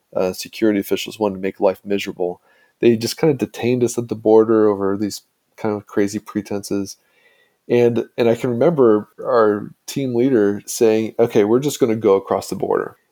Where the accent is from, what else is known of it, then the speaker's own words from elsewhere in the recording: Indiana, United States; my small town in Indiana